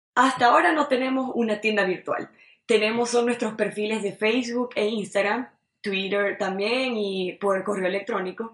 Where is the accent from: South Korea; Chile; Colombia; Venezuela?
Venezuela; Maracaibo, Zulia; moved away as an adult; now in Montreal, Canada; vengo de Maracaibo, Estado Zulia, Venezuela